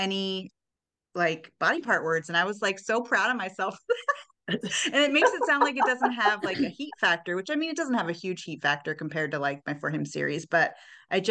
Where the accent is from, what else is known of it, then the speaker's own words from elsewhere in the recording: the South, United States; I wasn't raised in a conservative home, but I was raised in the South